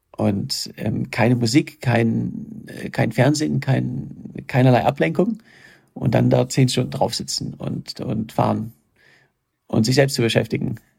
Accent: Germany; ich komme aus Deutschland

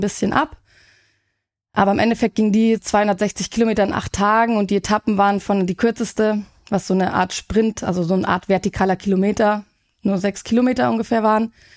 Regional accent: Munich, Bavaria, Germany; ich komme aus München

